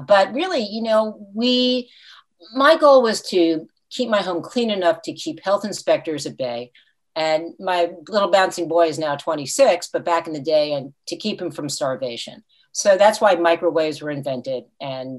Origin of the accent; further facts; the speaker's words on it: Fort Lee, New Jersey, United States; moved away as an adult; also born or lived in Franklin Lakes, New Jersey; now in St. Petersburg, United States; I grew up in Fort Lee, New Jersey